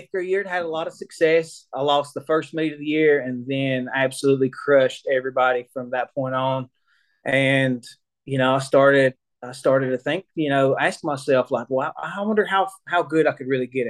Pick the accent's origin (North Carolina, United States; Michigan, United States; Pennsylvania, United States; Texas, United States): North Carolina, United States; Cherokee; I grew up here in Cherokee, North Carolina. You know, pretty much my entire life